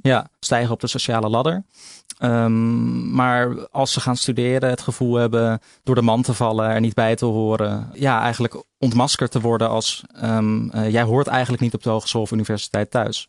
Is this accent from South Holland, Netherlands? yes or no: yes; Vlaardingen, South Holland, Netherlands; also born or lived in Schiedam; ik ben geboren in Schiedam en opgegroeid in Vlaardingen.